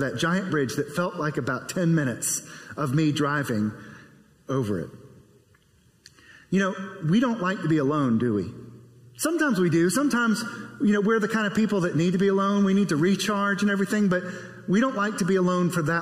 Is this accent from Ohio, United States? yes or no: no; South Carolina, United States; I grew up in South Carolina, a lot of waterways and bridges.